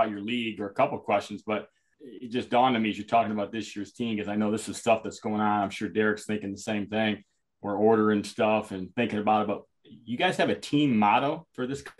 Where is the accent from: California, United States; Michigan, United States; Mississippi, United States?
Michigan, United States; Lincoln School District; I grew up in the Lincoln School District. The other side of Rossinville Road was Wayne County.